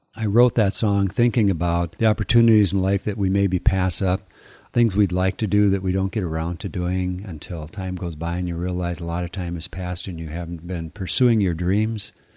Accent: North Dakota, United States; I grew up in North Dakota, and there was not a lot out there.

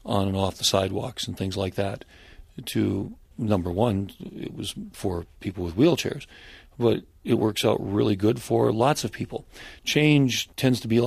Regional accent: North Dakota, United States; my home state of North Dakota

